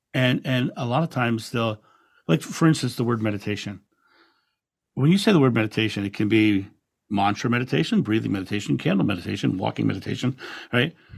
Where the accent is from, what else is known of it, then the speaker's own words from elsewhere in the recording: Rehoboth Beach, Delaware, United States; I grew up in Rehoboth Beach, Delaware, which is a beautiful beachside community